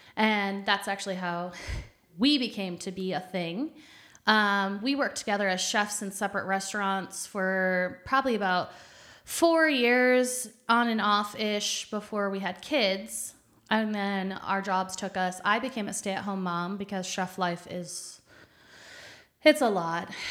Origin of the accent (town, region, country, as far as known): Michigan, United States; born or raised there; moved away as an adult; also born or lived in Phoenix / Oklahoma; now in San Antonio, United States